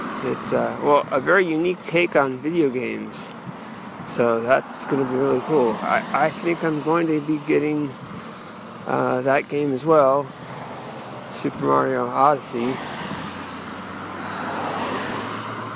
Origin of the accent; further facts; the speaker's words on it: Santa Rosa, California, United States; now in Oceanside, United States; my hometown, Santa Rosa, up north